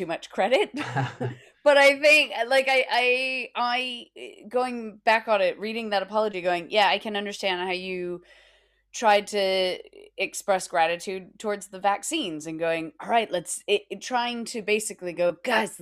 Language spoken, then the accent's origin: English; United States; now in United Kingdom; being an American living in the UK